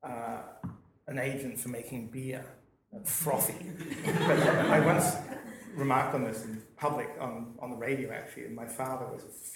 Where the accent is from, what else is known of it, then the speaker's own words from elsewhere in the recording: Sydney, New South Wales, Australia; Suburbs, Sydney. I grew up in Double Bay